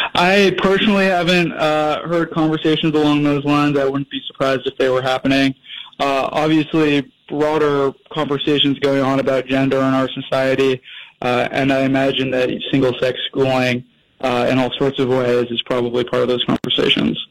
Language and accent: English; New England, United States; I'm personally from New England